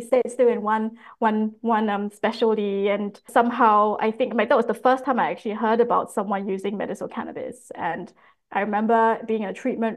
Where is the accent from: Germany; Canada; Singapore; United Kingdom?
Singapore; now in Australia; growing up in Singapore